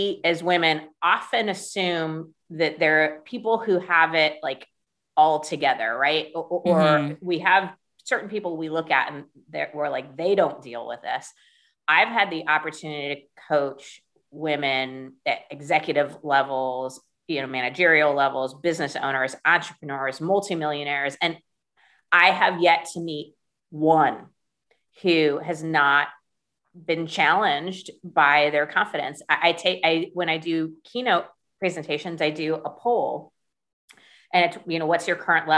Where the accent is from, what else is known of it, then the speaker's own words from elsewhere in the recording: United States; as an American